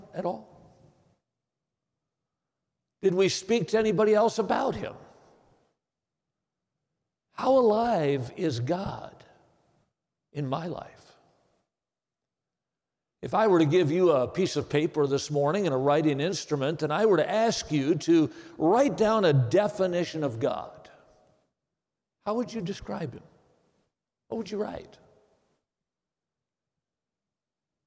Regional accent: Watertown, Wisconsin, United States; Watertown, Wisconsin, my hometown

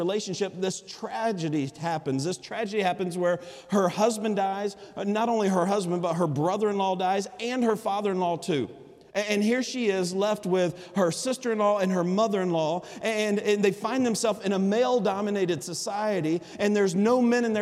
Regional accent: Alabama, United States; accent: Alabama vernacular; I'm from Alabama

